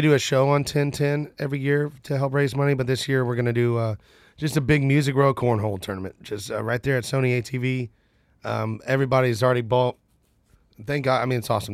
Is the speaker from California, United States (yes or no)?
no; Nashville, Tennessee, United States; I'm from Nashville, and, and my other family's from Birmingham